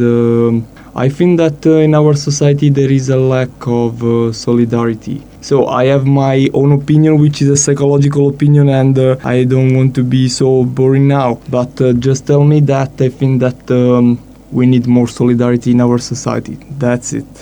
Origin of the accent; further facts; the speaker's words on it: Italy; I'm from Italy